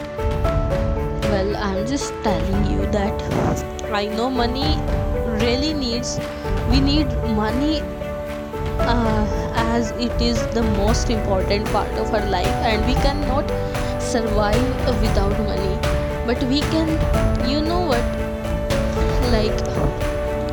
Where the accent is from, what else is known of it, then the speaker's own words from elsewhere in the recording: Haryana, India; I'm from Haryana